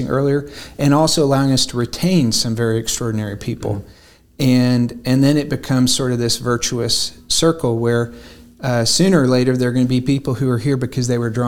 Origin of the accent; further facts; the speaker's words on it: Chattanooga, Tennessee, United States; no matter where we are in the world, mm-hmm. if somebody says where are you from, we say Chattanooga